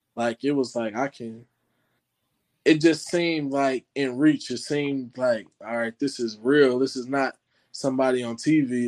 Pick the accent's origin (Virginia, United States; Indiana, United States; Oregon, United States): Indiana, United States; Indianapolis; I'm from Indianapolis, Indiana